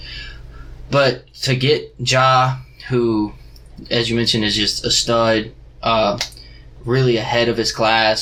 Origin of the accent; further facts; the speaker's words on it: Athens, Georgia, United States; I'm from Athens, Georgia. Just graduated University of Georgia.